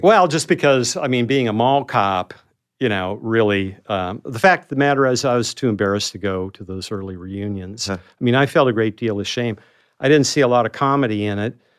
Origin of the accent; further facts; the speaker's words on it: North Dakota, United States; moved away as an adult; I was that kid from North Dakota